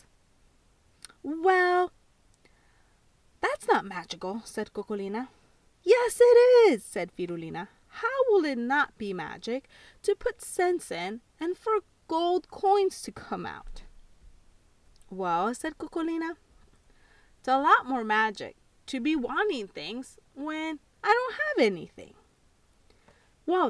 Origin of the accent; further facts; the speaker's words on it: El Salvador; I was born in El Salvador